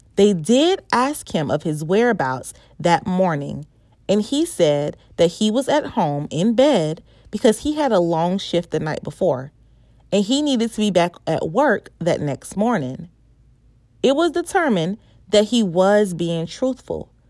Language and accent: English; Winston-Salem, North Carolina, United States; moved away; I was in my hometown's backyard, Winston-Salem